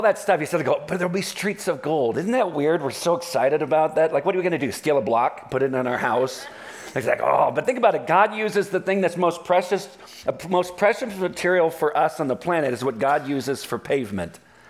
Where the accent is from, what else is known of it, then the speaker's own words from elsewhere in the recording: Southern California, United States; I'm from Southern California